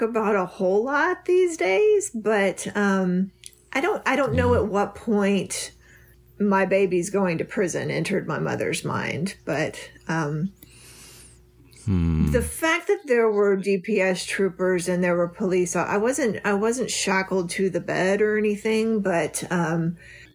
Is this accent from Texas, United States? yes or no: yes; Texas, United States; moved away as an adult; also born or lived in Florida; I moved back to Texas. I'm from Texas